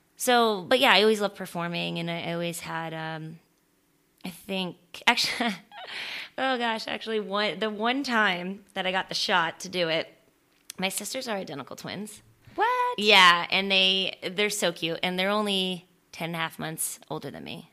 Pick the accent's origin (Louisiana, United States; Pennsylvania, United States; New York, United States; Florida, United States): Florida, United States; also born or lived in San Francisco, California; I was born in San Francisco, and we moved when I was two, and I, so I don't remember any of it. And we moved to Florida